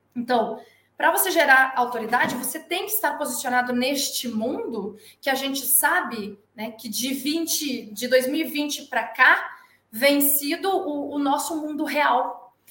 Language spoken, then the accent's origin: Portuguese; Porto Alegre, Rio Grande do Sul, Brazil; moved away as an adult; also born or lived in Bagé / São Paulo; Eu sou natural de Bagé, Rio Grande do Sul. Sou criada em Porto Alegre, só nasci em Bagé, toda a minha criação foi em Porto Alegre.